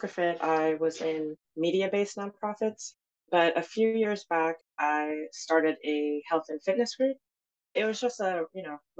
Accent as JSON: {"language": "English", "region": "New York", "country": "United States", "tie": "born or raised there", "said": "I was born and raised in New York, so I don't speak Zulu anymore"}